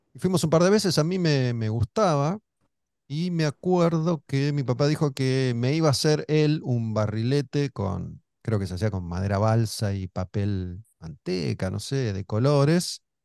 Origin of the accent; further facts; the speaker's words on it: Olivos, Buenos Aires Province, Argentina; Cuando éramos chicos vivíamos en Olivos, cerca de Panamericana